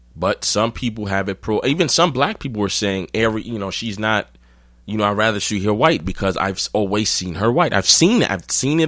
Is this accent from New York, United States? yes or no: yes; New York, United States; I'm from New York